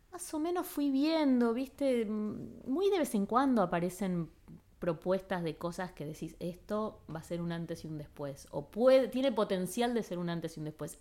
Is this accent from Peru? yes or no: no; Argentina; moved away as an adult; also born or lived in Los Angeles; soy de Argentina